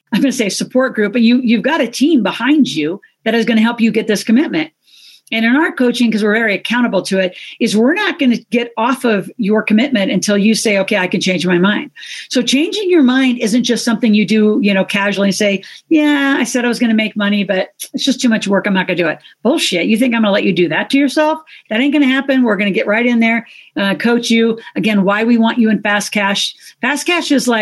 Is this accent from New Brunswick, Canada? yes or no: no; Toronto, Ontario, Canada; I'm from Toronto, Canada